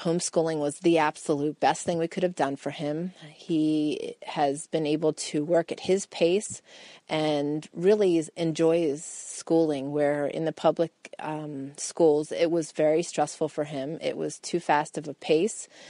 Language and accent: English; Pennsylvania, United States; moved away as an adult; we grew up on farms in Pennsylvania, both my husband